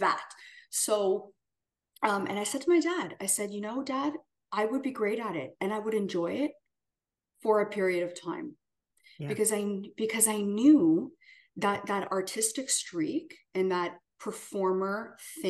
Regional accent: Canada; moved away as an adult; as a Canadian

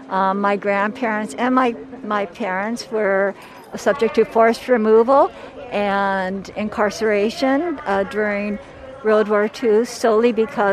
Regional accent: United States; I identify as Japanese American. My grandparents immigrated from Japan.

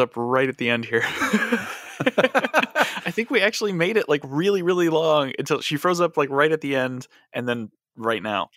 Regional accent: Chicago, Illinois, United States; I grew up in Chicago, and I've never lived anywhere else.

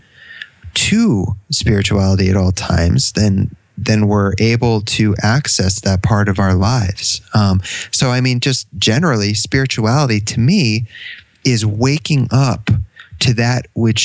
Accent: Connecticut, United States; now in Canada; I'm from Connecticut

